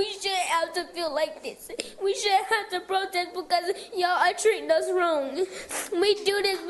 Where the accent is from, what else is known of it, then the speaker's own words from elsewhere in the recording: Charlotte, North Carolina, United States; I've been born and raised in Charlotte.